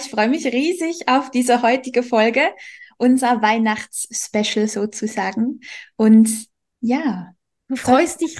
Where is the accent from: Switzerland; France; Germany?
Switzerland; bei uns in der Schweiz